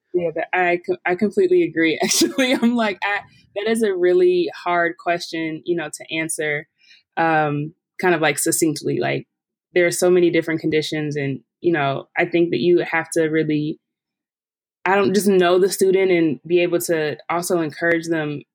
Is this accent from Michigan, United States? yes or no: yes; Detroit, Michigan, United States; moved away as an adult; now in Pittsburgh, United States; I'm from Detroit